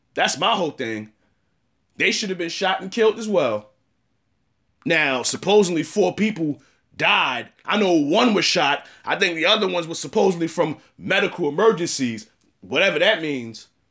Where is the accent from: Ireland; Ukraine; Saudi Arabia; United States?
United States; I'm an American and I'm African American